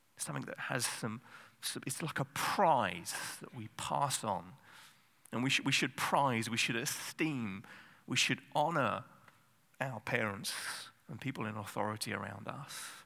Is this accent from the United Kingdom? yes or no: yes; England, United Kingdom; I'm English